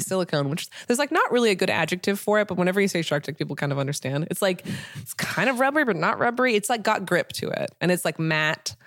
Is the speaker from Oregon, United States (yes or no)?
yes; Portland, Oregon, United States; moved away as an adult; now in Los Angeles, United States; I'm coming from Portland